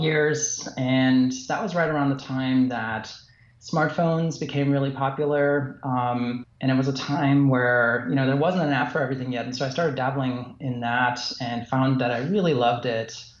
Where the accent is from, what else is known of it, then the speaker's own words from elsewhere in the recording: Germany; also born or lived in Fort Lauderdale / San Francisco / Los Angeles; now in West Liberty, United States; Where I grew up in Germany, it was actually a small place, you know, surrounded by cornfields.